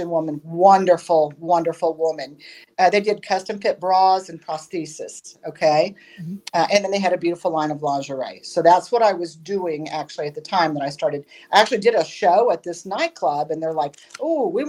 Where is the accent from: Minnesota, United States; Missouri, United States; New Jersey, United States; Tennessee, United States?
Missouri, United States; Jefferson City; now in Mokane, United States; We grew up in Trinity Lutheran there in Jefferson City, okay, mm-hmm. is where I grew up and went to church